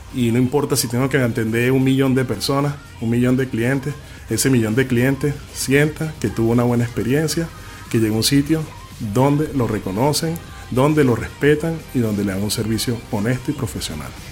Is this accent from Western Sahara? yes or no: no; Venezuela; now in Chile